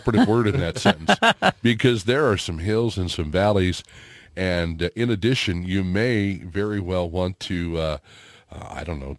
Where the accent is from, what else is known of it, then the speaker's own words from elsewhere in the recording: Hazelwood, Missouri, United States; where I grew up out in Hazelwood, Missouri.